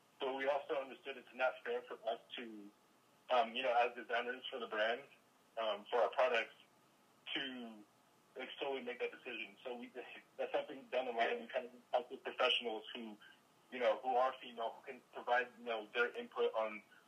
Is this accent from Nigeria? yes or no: yes; Nigeria; also born or lived in Sacramento, United States; I grew up in Nigeria. I was born in Nigeria, grew up partly in Nigeria, partly in Sacramento.